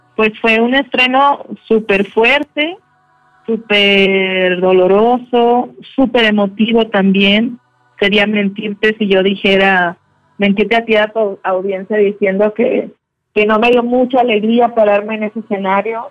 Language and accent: Spanish; Mexico